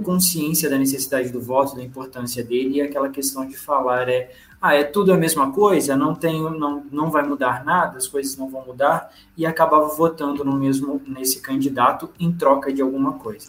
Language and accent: Portuguese; Juiz de Fora, Minas Gerais, Brazil; Eu vim de um bairro chamado Olavo Costa, que é a periferia da cidade